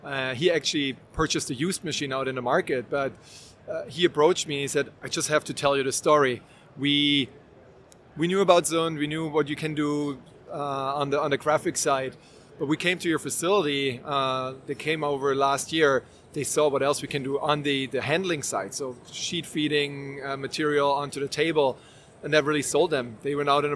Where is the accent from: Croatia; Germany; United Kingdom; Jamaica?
Germany; moved away as an adult; now in United States; So I was born and raised in Germany, a little bit of a different culture in Germany.